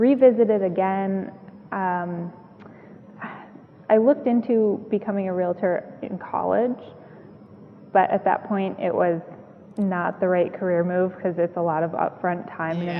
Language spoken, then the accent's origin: English; outside Detroit, Michigan, United States; moved away as an adult; also born or lived in Watertown, Massachusetts; I'm originally from Michigan, outside Detroit